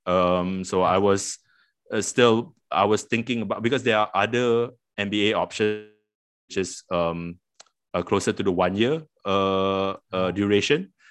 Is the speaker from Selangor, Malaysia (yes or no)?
yes; Petaling Jaya, Selangor, Malaysia; also born or lived in Queensland, Australia; I I grew up in Petaling Jaya.